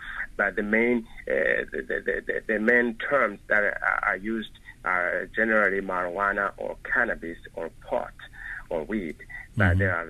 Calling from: Montreal, Quebec, Canada; I'm calling from Montreal, Canada.

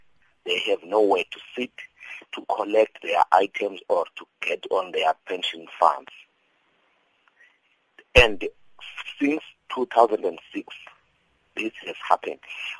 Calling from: Mount Frere, Eastern Cape, South Africa; I'm calling from Mount Frey in the Eastern Cape, between Kokstad and Mthatha.

